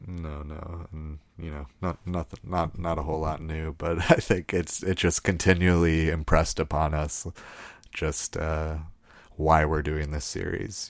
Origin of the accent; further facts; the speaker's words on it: United States; us growing up in America.